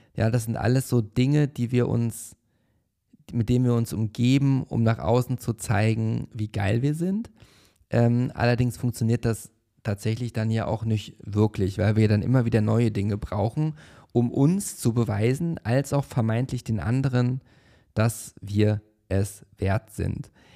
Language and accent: German; Paderborn, North Rhine-Westphalia, Germany; now in Berlin, Germany; wo ich in der Schule war und das war in der Oberstufe bereits und ich hatte Englisch LK und warum, warum auch immer saß ich halt eine sehr lange Zeit in der ersten Reihe und vor mir saß mein Englischlehrer, der Herr Steinbach, am Gymnasium Schloss Neuhaus